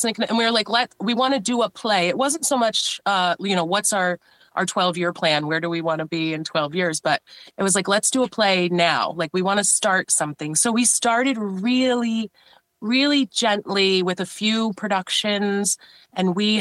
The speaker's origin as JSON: {"language": "English", "town": "Rensselaerville", "region": "New York", "country": "United States", "tie": "born or raised there", "said": "I grew up in Rensselaerville, and as a four-year-old trying to spell it and pronounce it, it's a little bit tough"}